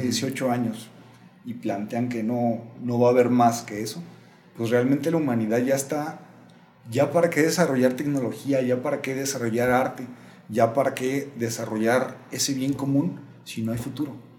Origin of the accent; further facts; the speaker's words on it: Mexico; also born or lived in Guadalajara; ¿Qué pasó con nosotros como pueblo mexicano?